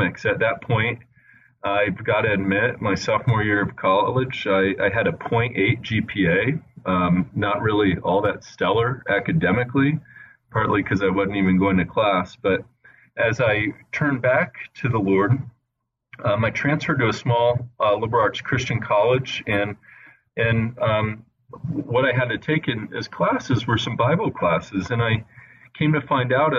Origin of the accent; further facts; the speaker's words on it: Indianapolis, Indiana, United States; also born or lived in California / Italy; now in Wheaton, United States; I grew up mostly in the Midwest in Indiana, but I was born in California and spent a little bit of time in Italy with my family. And then we ended up settling for the most part in the Indianapolis area.